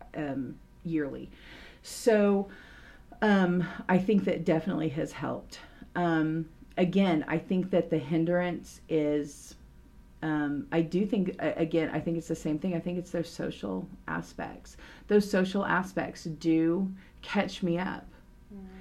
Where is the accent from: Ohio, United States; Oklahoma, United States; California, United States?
Oklahoma, United States; Tulsa; I grew up in a church rich environment and community because I'm from Tulsa, Oklahoma.